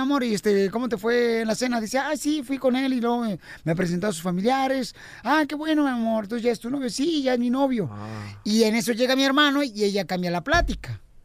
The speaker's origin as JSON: {"language": "Spanish", "town": "Ocotlán", "region": "Jalisco", "country": "Mexico", "tie": "born or raised there", "moved": "yes", "said": "allá en Ocotlán, Jalisco, en mi tierra natal"}